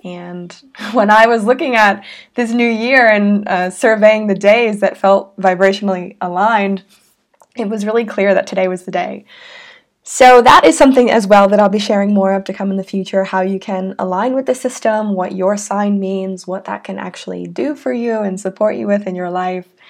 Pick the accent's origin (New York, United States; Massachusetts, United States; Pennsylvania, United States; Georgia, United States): Massachusetts, United States; Salem; I was born in Salem, Massachusetts, in the United States.